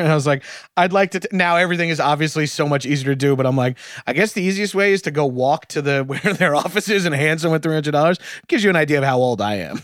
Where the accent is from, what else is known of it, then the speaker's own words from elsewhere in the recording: Long Island, New York, United States; moved away; I'm from Long Island